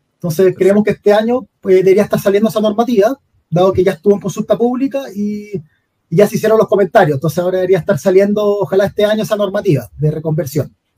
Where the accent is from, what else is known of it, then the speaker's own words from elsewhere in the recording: Santiago, Santiago Metropolitan Region, Chile; also born or lived in Rancagua; yo y Ricardo somos de Santiago